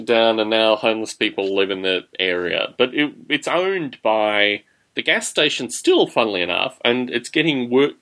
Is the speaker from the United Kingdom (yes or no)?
no; Australia; when I was growing up in Australia